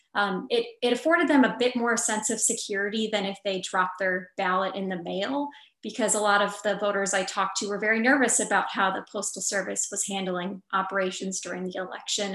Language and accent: English; Wausau, Wisconsin, United States; my hometown, which was really great, Wausau, Wisconsin